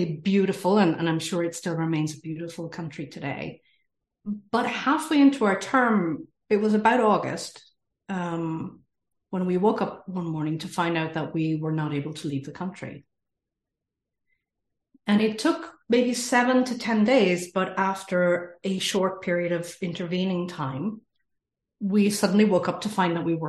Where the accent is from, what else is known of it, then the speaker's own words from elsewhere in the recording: Ireland; accent: Irish; moved away as an adult; also born or lived in Middle East; I am from Ireland, as you can probably hear in the accent. I have lived all around the world, including the Middle East, for 25 years.